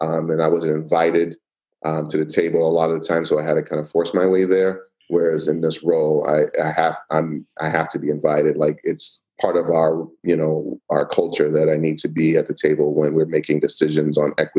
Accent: Queens, New York, United States; born there; also born or lived in Miami; I was born in Queens, New York. Moved to, you know, Florida, lived in Little Haiti for a little while in Miami, Florida.

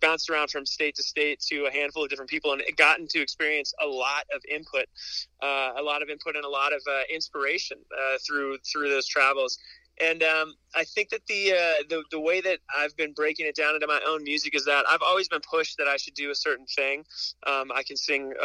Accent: Whitefish, Montana, United States; now in Los Angeles, United States; I grew up in Whitefish

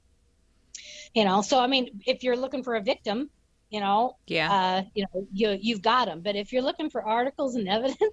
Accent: Washington, United States; I grew up in Washington. So we hunted, fished, hiked

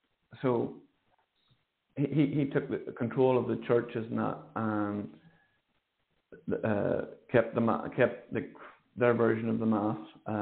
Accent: Ireland; So we've got a proud history as Irish people, you know, of maintaining the faith

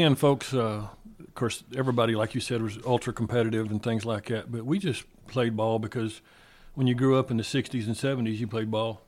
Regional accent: Farwell, Texas, United States; also born or lived in Friona, Texas / Hedley, Texas / Germany; I was born in Friona and then grew up basically in Farwell

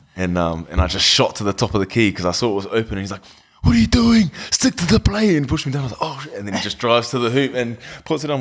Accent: Wellington, New Zealand; also born or lived in Masterton / Texas, United States / Palmerston North / Christchurch; settled in Wellington in two thousand. Uh, been there ever since

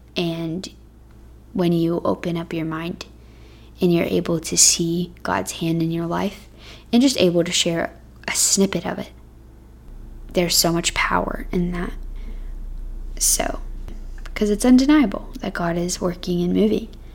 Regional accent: Texas, United States; moved away as an adult; now in Cincinnati, United States; Texas, which is my home state

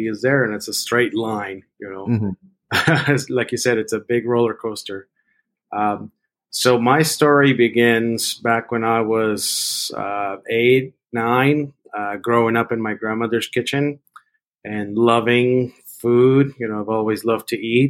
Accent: Mexico City, Mexico; moved away; also born or lived in San Francisco; I grew up in Mexico City

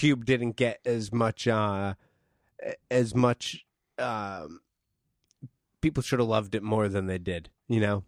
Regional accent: East Coast, United States; East Coast. I'm from the East Coast.

